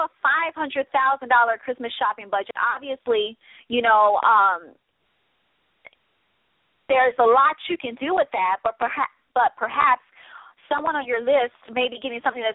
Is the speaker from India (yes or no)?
no; Midwest, United States; I'm a Midwest chick. I'm a Midwest girl, okay? I'm from the Midwest.